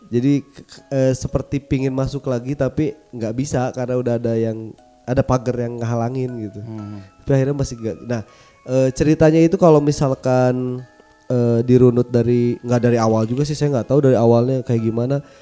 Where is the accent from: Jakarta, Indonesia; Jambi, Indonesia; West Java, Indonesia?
West Java, Indonesia; Bandung; kalau kampung halaman, saya kampung halaman pasti di Bandung, karena uh. saya lahir di Bandung kan.